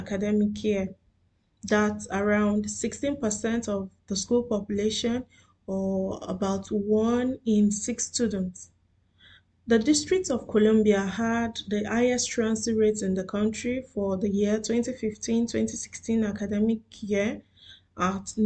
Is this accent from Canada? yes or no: no; Nigeria; now in Doha, Qatar; I am a Nigerian living in Doha, Qatar